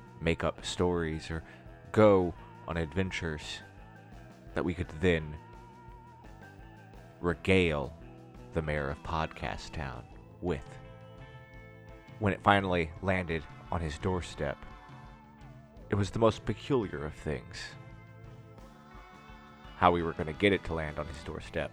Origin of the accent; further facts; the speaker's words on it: the South, United States; We're from the South